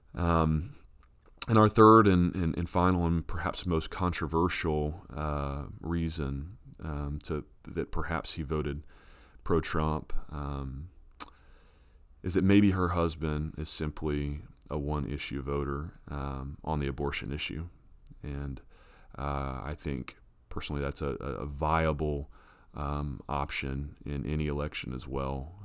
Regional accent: United States; as an American who votes

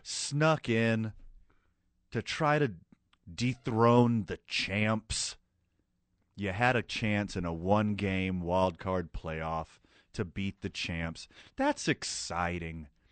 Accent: right outside of Houston, Texas, United States; born or raised there; now in New Mexico, United States

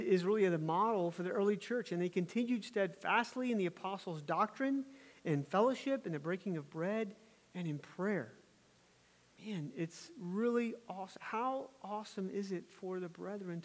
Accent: Virginia, United States; my home state of Virginia

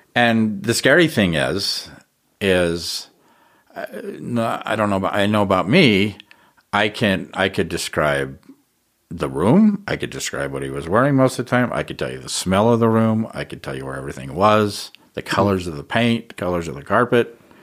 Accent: Ogden, Utah, United States; I grew up in Ogden

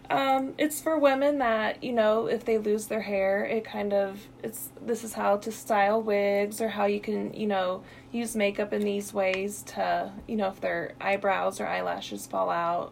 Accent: Illinois, United States; moved away as an adult; now in Missouri, United States; I'm originally from Illinois

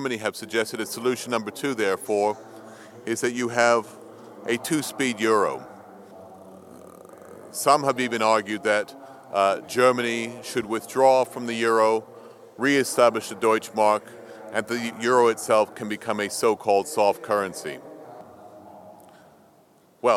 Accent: Toronto, Ontario, Canada; I come from Toronto, from the largest province, Ontario

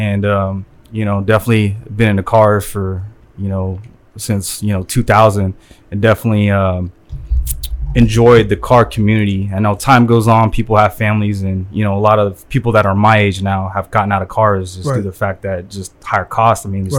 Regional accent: Riverside, California, United States; moved away as an adult; now in Misawa, Japan; I'm originally from Southern California, basically from Riverside, California.

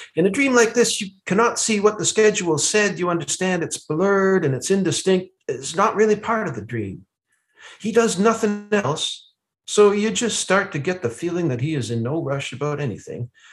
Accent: Ottawa, Ontario, Canada; also born or lived in Lanark County; I was born in Ottawa and that I've spent uh, a lot of my life living outside of Ottawa in rural areas.

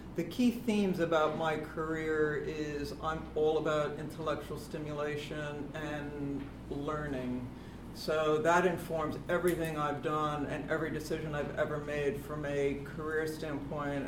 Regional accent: United States; accent: flat American; moved away as an adult; now in London, United Kingdom; I'm American. I've lived in the UK for 20 years now. I came here in 1996

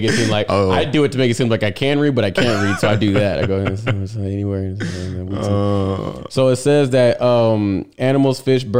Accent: Texas, United States; we're from Texas. We like, that's hurricane

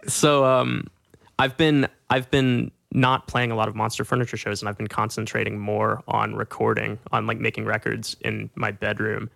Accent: Little Rock, Arkansas, United States; moved away; my best friends in Little Rock

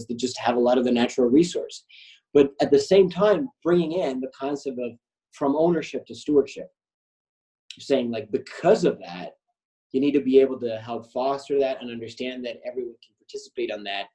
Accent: Argentina; I'm from Argentina.

